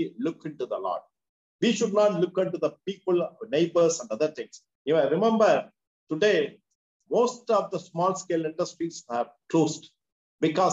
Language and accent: English; Madurai, Tamil Nadu, India; I am from Madurai.